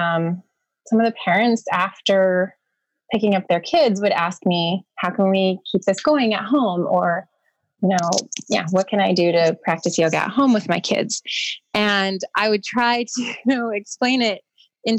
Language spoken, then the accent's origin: English; Los Angeles, California, United States; I was born in Los Angeles in 1978